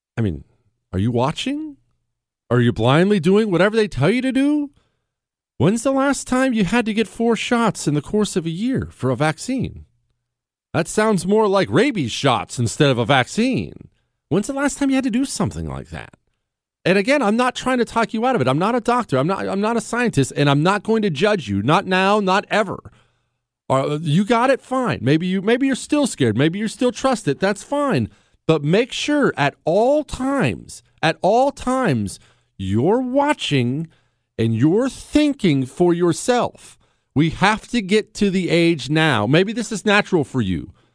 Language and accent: English; Montana, United States; now in Texas, United States; I grew up in Montana.